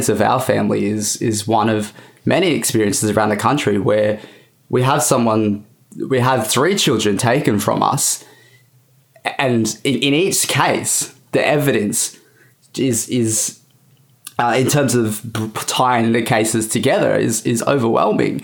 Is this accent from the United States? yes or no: no; Bowraville, New South Wales, Australia; growing up in Bowraville on the Aboriginal reserve there, what we call the Mission